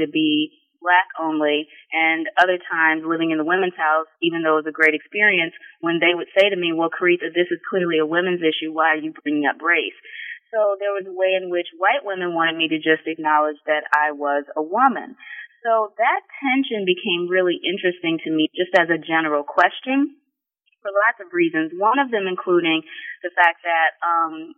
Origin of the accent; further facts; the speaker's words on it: Sugar Land, Texas, United States; moved away as an adult; also born or lived in Delaware, Ohio / College Park, Maryland; now in Columbus, United States; I was born and raised in Sugar Land, Texas, which is not far from Houston, Texas.